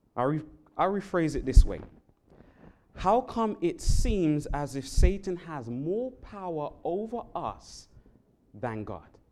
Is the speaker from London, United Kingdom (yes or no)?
yes; London, United Kingdom; now in Hawaii, United States; I'm from the um, country of England, London, England in particular